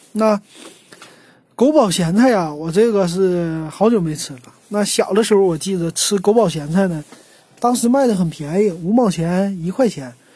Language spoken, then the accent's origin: Chinese; Northeast China, China; now in Shanghai, China; 咱们东北那边儿